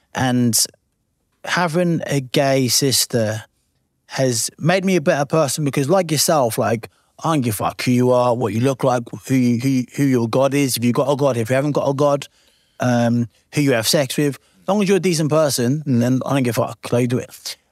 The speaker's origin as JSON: {"language": "English", "town": "Lowestoft", "region": "East of England", "country": "United Kingdom", "said": "my little small town where I'm from in Lowestoft"}